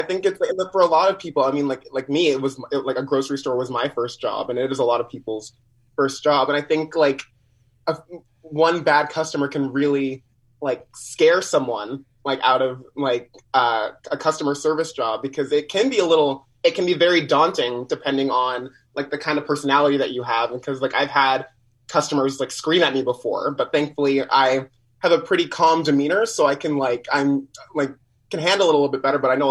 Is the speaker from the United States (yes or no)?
no; Winnipeg, Manitoba, Canada; Winnipeg born and raised.